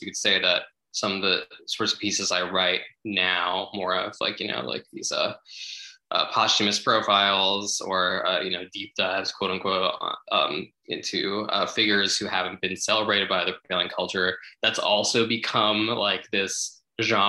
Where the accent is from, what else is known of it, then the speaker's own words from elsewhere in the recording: New Jersey, United States; growing up in Jersey or whatever in the suburbs